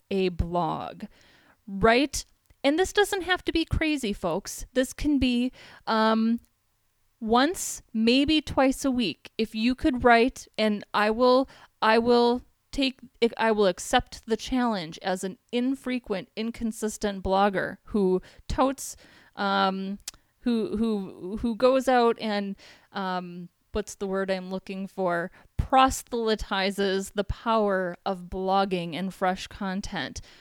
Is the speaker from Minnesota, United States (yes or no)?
yes; Minneapolis, Minnesota, United States; moved away as an adult; now in San Diego, United States; I'm from Minneapolis, Minnesota.